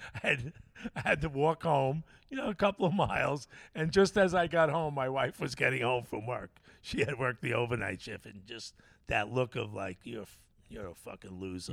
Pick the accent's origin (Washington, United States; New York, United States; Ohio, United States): New York, United States; Bellport; where I grew up in Bellport